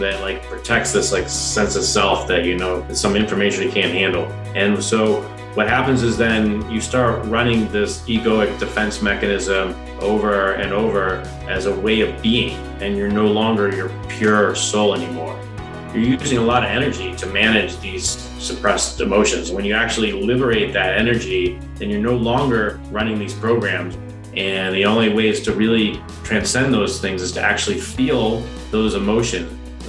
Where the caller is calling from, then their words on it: Longmont, Colorado, United States; We're in Colorado, in the Boulder area, Longmont, Colorado.